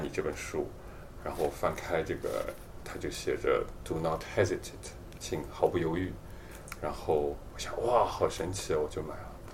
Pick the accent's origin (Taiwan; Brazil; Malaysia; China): China; southern China; 我是从小在南方